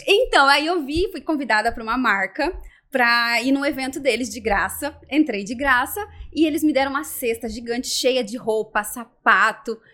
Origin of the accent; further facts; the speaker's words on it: Rondônia, Brazil; also born or lived in Curitiba, Paraná; now in Florianópolis, Brazil; Eu fui criada em Rondônia